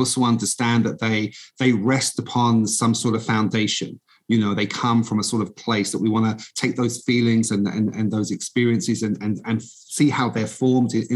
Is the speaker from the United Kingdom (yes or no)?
yes; London, United Kingdom; moved away as an adult; now in United States; I'm originally I'm British. I grew up in the East End of London